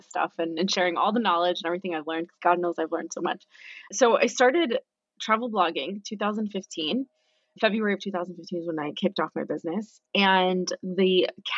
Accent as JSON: {"language": "English", "town": "West New York", "region": "New Jersey", "country": "United States", "also_born_or_lived": "Australia", "moved": "yes", "said": "we're from New Jersey, like Hoboken, West"}